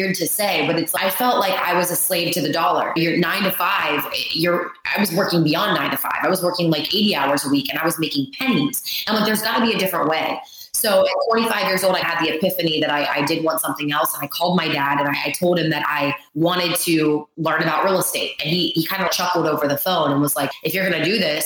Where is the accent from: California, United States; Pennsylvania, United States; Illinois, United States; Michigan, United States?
Pennsylvania, United States; Pittsburgh; also born or lived in Ohio; I grew up in Pittsburgh, Pennsylvania area. I was actually in Ohio, but I was born in Pittsburgh, right on the border.